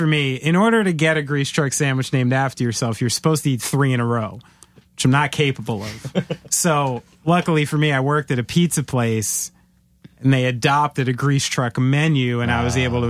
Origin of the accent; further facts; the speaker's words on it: New Jersey, United States; I'm a Jew from New Jersey. This offends me.